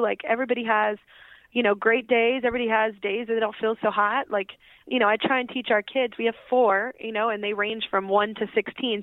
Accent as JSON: {"language": "English", "region": "Texas", "country": "United States", "tie": "born or raised there", "said": "I grew up in Texas."}